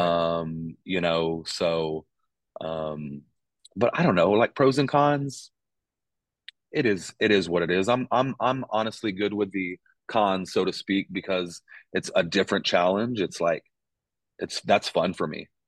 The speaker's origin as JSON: {"language": "English", "region": "Texas", "country": "United States", "tie": "born or raised there", "also_born_or_lived": "Pittsburgh / Arkansas", "moved": "as an adult", "lives_now": "Ames, United States", "said": "born and raised in Texas"}